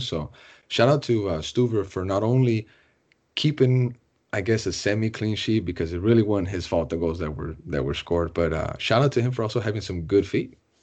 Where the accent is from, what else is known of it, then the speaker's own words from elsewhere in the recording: Austin, Texas, United States; I'm born and raised in Austin